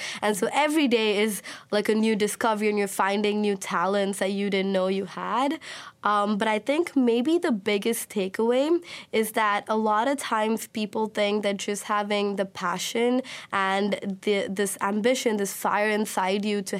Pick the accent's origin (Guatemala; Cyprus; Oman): Oman; also born or lived in India; I was born in India, but I grew up in the Middle East. I grew up in Oman.